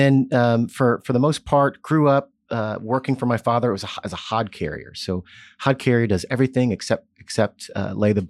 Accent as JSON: {"language": "English", "town": "Jeffersonville", "region": "Indiana", "country": "United States", "tie": "born or raised there", "said": "I was born in Southern Indiana, so Hoosier."}